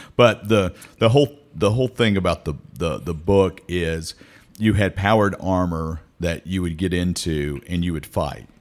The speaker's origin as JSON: {"language": "English", "town": "Meridian", "region": "Mississippi", "country": "United States", "tie": "born or raised there", "moved": "as an adult", "lives_now": "Starkville, United States", "said": "I moved here from Meridian Oh, gosh, ninety-one. So I was twenty-one when I moved here"}